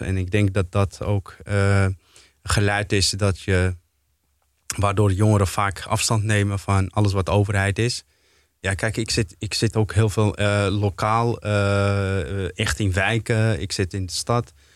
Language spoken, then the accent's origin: Dutch; Amsterdam, North Holland, Netherlands; ik kom uit Slotervaart zelf, eh, ben daar opgegroeid